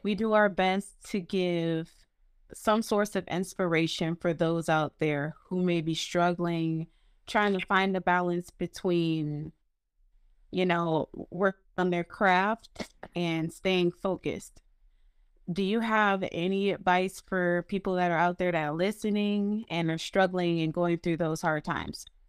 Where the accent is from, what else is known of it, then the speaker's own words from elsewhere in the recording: Norristown, Pennsylvania, United States; also born or lived in Philadelphia; I was born in Philadelphia, um, moved to Norristown when I was, like, five, and I went to school up there